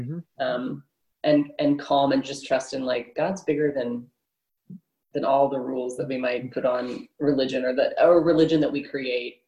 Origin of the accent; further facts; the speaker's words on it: Houston, Texas, United States; also born or lived in California; I was born in Houston and grew up as a young child here